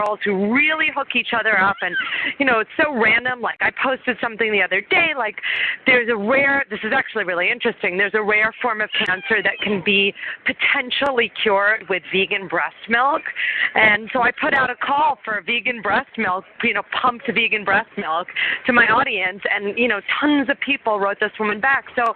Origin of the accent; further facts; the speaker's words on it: New York City, New York, United States; I grew up in New York City